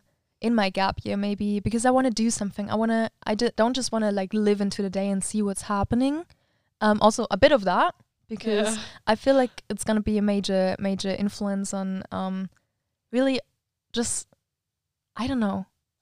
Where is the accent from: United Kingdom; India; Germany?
Germany; now in Switzerland; we need to find a weekend where I can come to Germany and she can also come back to the to our hometown.